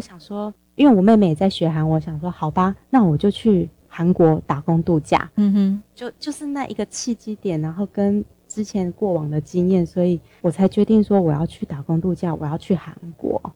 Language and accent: Chinese; Taipei, Taiwan; moved away as an adult; now in South Korea; 我是台北人，我住新北市